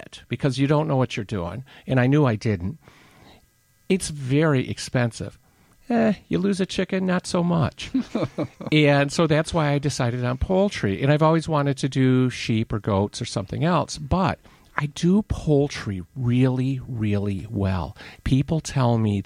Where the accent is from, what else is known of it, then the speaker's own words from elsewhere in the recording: Detroit, Michigan, United States; I grew up in Detroit. I mean, I'm an ignorant city kid